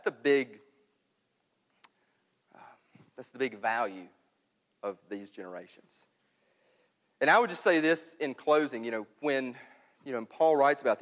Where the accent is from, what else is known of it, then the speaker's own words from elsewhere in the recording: New Albany, Mississippi, United States; moved away; I'm up in my hometown in New Albany